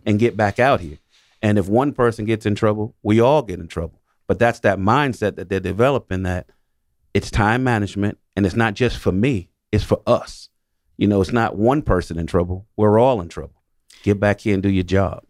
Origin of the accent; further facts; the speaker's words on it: New York City, New York, United States; I'm born and raised in New York City, in the projects in New York City